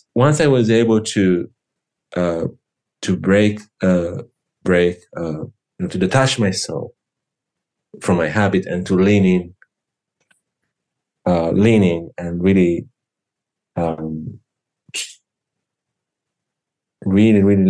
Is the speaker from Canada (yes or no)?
no; Lucca, Tuscany, Italy; in my region, in Tuscany. I'm from Lucca